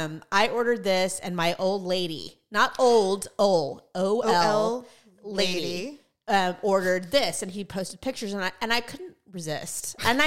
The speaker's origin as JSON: {"language": "English", "region": "California", "country": "United States", "tie": "born or raised there", "said": "we are both born and raised in California. We've never lived anywhere else"}